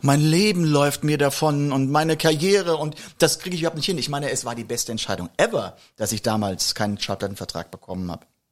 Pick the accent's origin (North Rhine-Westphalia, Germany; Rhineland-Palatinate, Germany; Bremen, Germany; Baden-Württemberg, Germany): Rhineland-Palatinate, Germany; a village on the Moselle; aus dem Dorf, wo ich herkomme